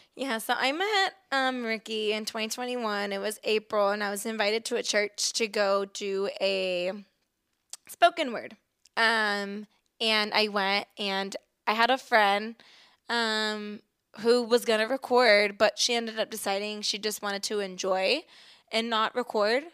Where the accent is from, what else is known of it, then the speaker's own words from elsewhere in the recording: Texas, United States; also born or lived in Chicago, Illinois; I was born in Chicago, but I've lived in Texas most of my life